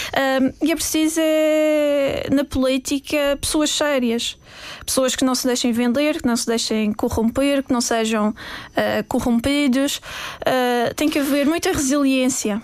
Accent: Madeira, Portugal; sou portuguesa, defendo o meu, o meu, país, amo o meu país

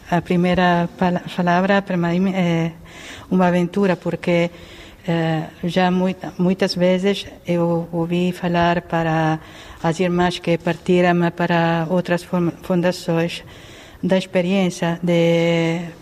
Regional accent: Milan, Lombardy, Italy; Portuguese is a second language; moved away as an adult; now in Portugal; eu sou, sou de Milão

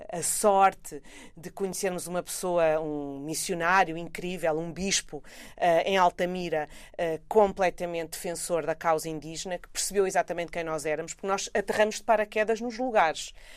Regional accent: Portugal; são de onde eu venho, não é? o lugar urbano, neste caso portuguesa, eh, europeia

